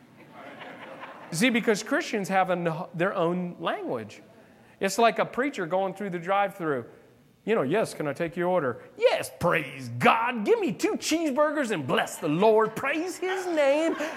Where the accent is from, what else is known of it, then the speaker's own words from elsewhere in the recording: South Florida, United States; I'm from South Florida. I was in West Palm.